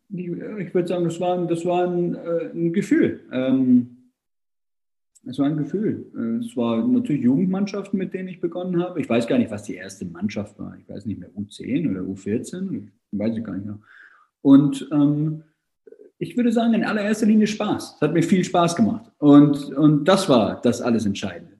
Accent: Hamburg, Germany; also born or lived in Vienna; ich bin in Wien geboren, meine Mutter ist Engländerin äh, und äh, ich bin aber in Hamburg aufgewachsen. Also meine gesamte Schulzeit habe ich in Hamburg verbracht

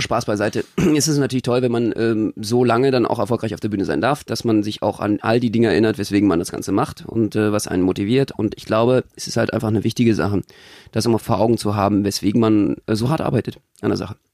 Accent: Berlin, Germany; ich komme ja selber aus Marzahn

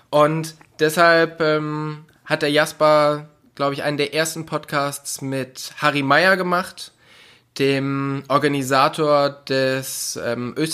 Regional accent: North Rhine-Westphalia, Germany; Also ich komme aus dem Oberbergischen Kreis in der Nähe von Köln.

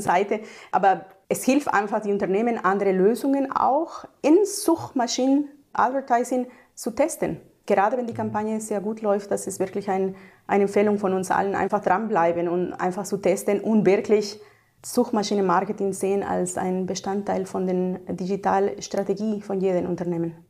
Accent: Mexico; now in Germany; Ich komme ursprünglich aus Mexiko und bin seit 20 Jahren in Deutschland.

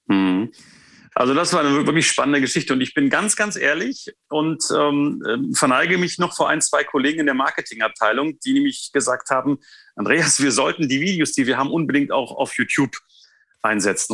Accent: Potsdam, Brandenburg, Germany; Ich bin in Potsdam geboren, ähm, habe mein Abitur äh, in der Nähe von Potsdam gemacht

